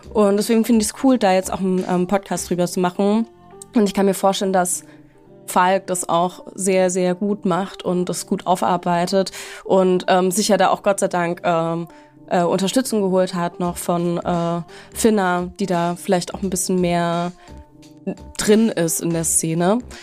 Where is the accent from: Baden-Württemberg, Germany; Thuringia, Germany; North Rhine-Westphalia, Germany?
Baden-Württemberg, Germany; Stuttgart; moved away; ich bin äh, in meine Heimat gefahren, nach Baden-Württemberg, äh, genauer gesagt nach Stuttgart